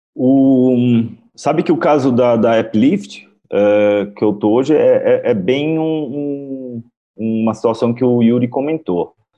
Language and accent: Portuguese; São Paulo, Brazil; eu sou daqui de São Paulo. Quem me conhece sabe que sou com essa cara de japonês, mas sou brasileiro